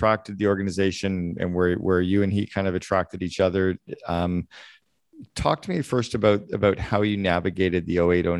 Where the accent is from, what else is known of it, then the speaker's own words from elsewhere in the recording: Northern Ontario, Canada; I was a kid from Northern Ontario.